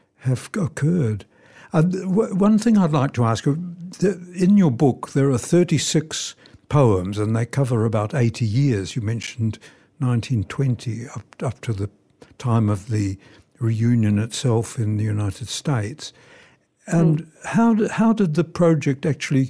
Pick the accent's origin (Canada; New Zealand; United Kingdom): New Zealand; I was born in New Zealand.